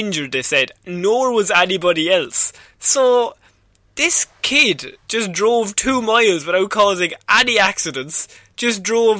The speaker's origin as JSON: {"language": "English", "country": "Ireland", "tie": "born or raised there", "said": "We grew up in Ireland, though."}